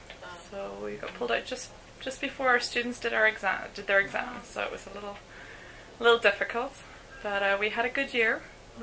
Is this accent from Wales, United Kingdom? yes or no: no; Northern Ireland, United Kingdom; moved away as an adult; now in Winnipeg, Canada; I'm Northern Irish. I've been in Winnipeg, Manitoba for 3 years.